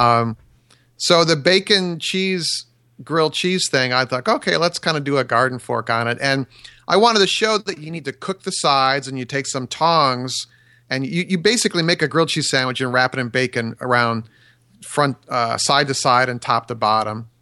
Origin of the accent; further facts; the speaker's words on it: Wisconsin, United States; I grew up in Wisconsin, so maybe it's a Wisco thing